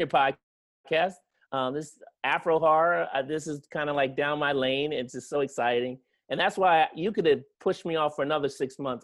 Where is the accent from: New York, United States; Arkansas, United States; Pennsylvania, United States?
Pennsylvania, United States; Yeadon; moved away as an adult; now in Pasadena, United States; I'm originally from Pennsylvania, a small town called Yaden, Pennsylvania